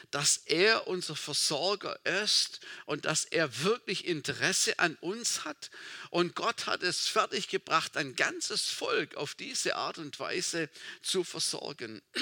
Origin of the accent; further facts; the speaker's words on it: Baden-Württemberg, Germany; Meine, meine Tante, also wo ich aufgewachsen bin, im Schwarzwald, im kleinen Dorf, meine Tante, sie hatte eine kleine Landwirtschaft.